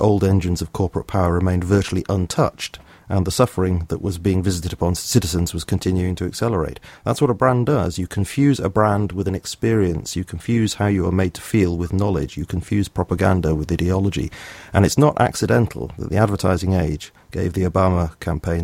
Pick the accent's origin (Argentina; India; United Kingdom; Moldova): United Kingdom; South of England; accent: BBC accent; moved away as an adult; also born or lived in Liverpool/Lancashire area; now in Lancashire area, United Kingdom; I come from the south of England, so I speak with a kind of BBC accent